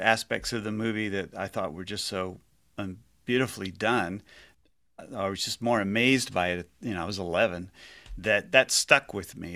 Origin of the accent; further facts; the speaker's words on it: Houston, Texas, United States; I grew up in Houston